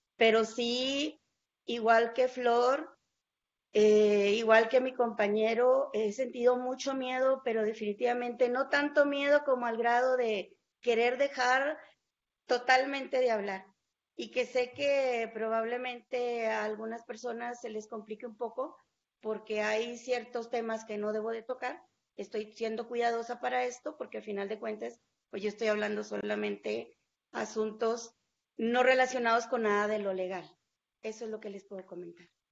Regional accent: Mexico; no solamente aquí en mi país, incluso cuando estuve fuera del país

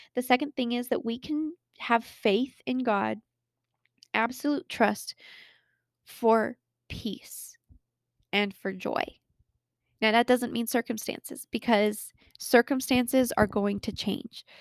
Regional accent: Colorado, United States; born or raised there

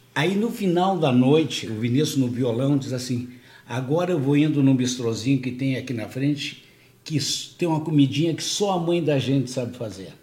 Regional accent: Portugal; now in Porto Alegre, Brazil; Eu tenho origem espanhola também, mas eu sou português

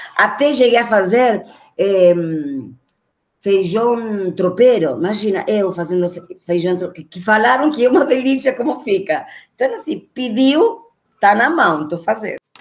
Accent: Argentina; Portuguese is a second language; moved away as an adult; now in Brazil; Quase fazendo mais tempo de Brasil que de Argentina

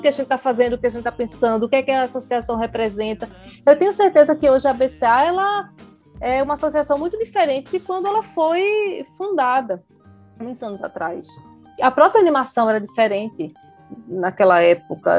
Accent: Recife, Pernambuco, Brazil; eu sou recifense, né? Estou falando aqui de Recife

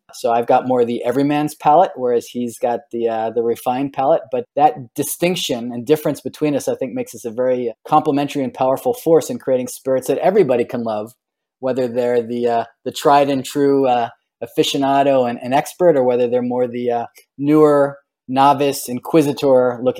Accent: United States; moved away as an adult; also born or lived in New York City / Washington, D.C.; now in California, United States; born in New York City, grew up in various parts around New York and New Jersey, spent about a decade in the Washington, D.C. area before I wound up here in California, where I've been for the last 25 years.

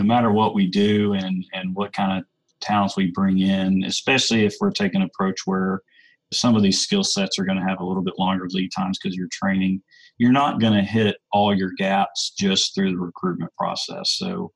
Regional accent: Atlanta, Georgia, United States; I grew up in the Atlanta metro area

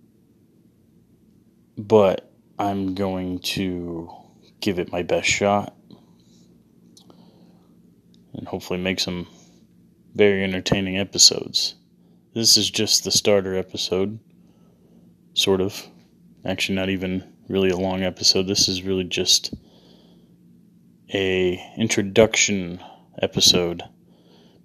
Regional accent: Phoenix, Arizona, United States; also born or lived in Mesa, Arizona; I'm from Phoenix, Arizona. That's where I live

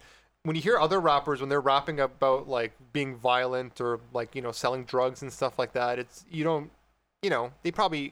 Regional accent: Canada; I'm Turkish Canadian

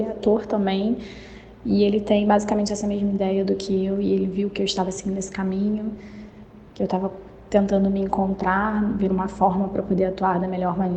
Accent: Rio de Janeiro, Brazil; sou do Rio, e o livro que eu quero indicar é A Preparação da Toa, do Stanislavski.

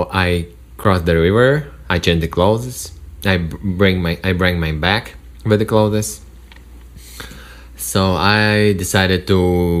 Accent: Russia; English is a second language; moved away as an adult; also born or lived in Moscow / Irkutsk; now in United States; I am from Russia.

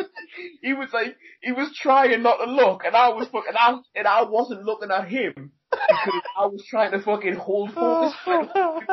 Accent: South Shields, North East England, United Kingdom; South Shields. Yeah, Newcastle. Shields. That's my hometown where I grew up

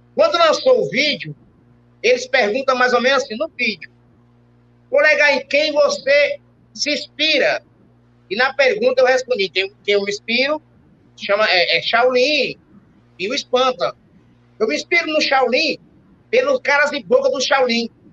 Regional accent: Fortaleza, Ceará, Brazil; also born or lived in Itapipoca, Ceará; eu nasci no interior chamado Itapipoca, no Ceará, certo? É, terra do Tiririca, de outros mais, né? E com 4, 5 anos de idade, eu vim para Fortaleza

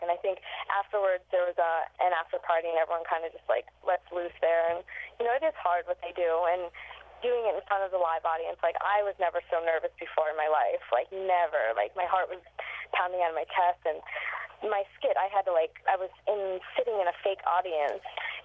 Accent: Pennsylvania, United States; now in New York City, United States; that's my home state

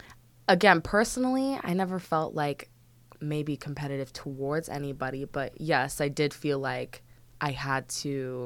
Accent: Calabasas, California, United States; also born or lived in Washington, D.C.; I'm a Valley girl. I am a Valley girl. It's more specifically, I'm from Calabasas.

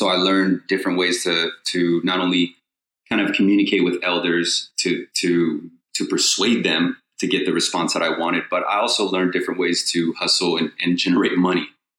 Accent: Long Beach, California, United States; So, you know, I grew up in Long Beach, California.

